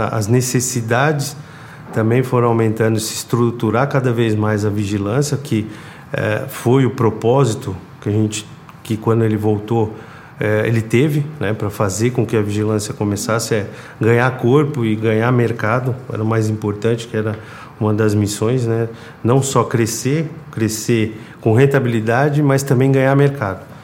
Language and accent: Portuguese; São Paulo, Brazil; sou de São Paulo, natural de São Paulo